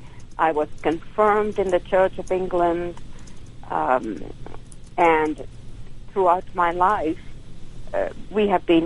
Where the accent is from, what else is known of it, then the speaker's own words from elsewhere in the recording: New Delhi, Delhi, India; moved away as an adult; also born or lived in Dallas, Texas; now in United States; I was born in New Delhi